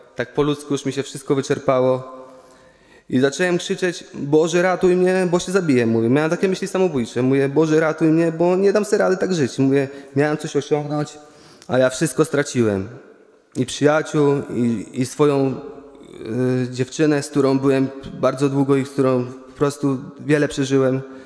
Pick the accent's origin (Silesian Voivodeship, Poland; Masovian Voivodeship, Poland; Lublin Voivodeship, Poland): Lublin Voivodeship, Poland; Łuków; pochodzę z Łukowa